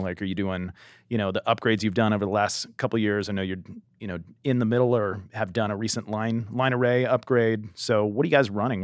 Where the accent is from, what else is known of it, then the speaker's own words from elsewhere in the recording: Southern California, United States; growing up in Southern California, I went to Harvest Crusades when I was younger